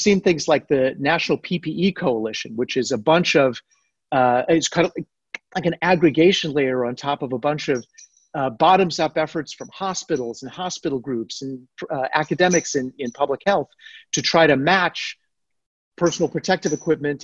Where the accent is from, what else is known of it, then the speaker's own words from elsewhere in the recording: United States; as an American